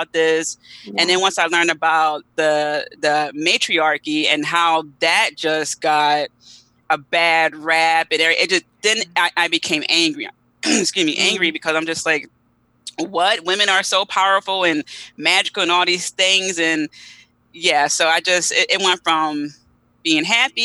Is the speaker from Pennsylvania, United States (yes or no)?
yes; Philadelphia, Pennsylvania, United States; I'm from Philly, want to say, you know, South Philadelphia, born and raised